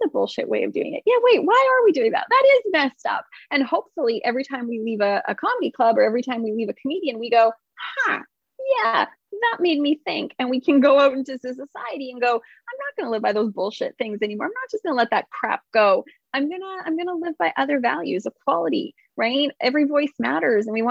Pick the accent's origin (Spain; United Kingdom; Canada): Canada; I'm not from America, I'm from Canada